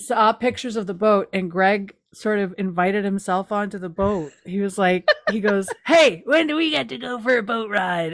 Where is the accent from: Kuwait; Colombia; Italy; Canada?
Canada; East Coast; now in Toronto, Canada; I'm from the East Coast. I live in the East End.